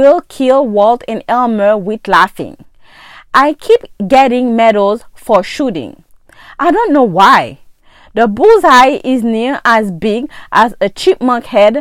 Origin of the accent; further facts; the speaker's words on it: Haiti; English is a second language; moved away; most of my friends got an accent just like me. We're from Haiti.